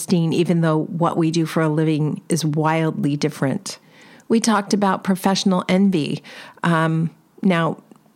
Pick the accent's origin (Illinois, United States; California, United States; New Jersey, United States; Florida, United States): California, United States; Los Angeles; I'm from Los Angeles